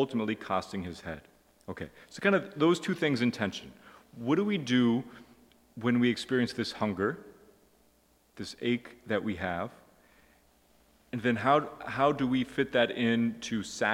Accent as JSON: {"language": "English", "country": "United States", "said": "I'm an American"}